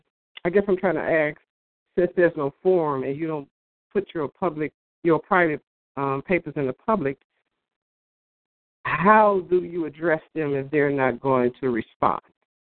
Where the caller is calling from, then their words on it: Chicago, Illinois, United States; from Chicago.